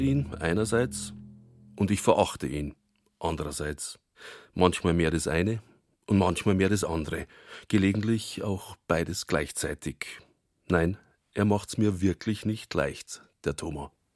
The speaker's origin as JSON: {"language": "German", "town": "Altötting", "region": "Bavaria", "country": "Germany", "tie": "born or raised there", "accent": "Bavarian", "first_language": "Bavarian", "said": "bei uns in Altötting, nicht einmal im Umland"}